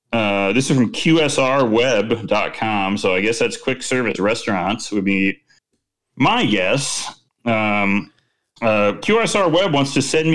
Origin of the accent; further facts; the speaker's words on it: Chicago, Illinois, United States; moved away; my hometown, born and raised in city, as is Chicago